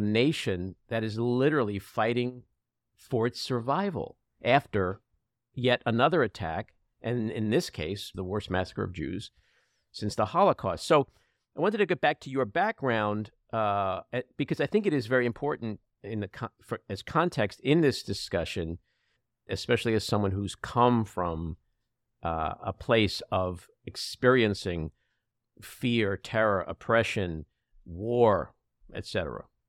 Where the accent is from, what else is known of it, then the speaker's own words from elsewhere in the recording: United States; As an American Jew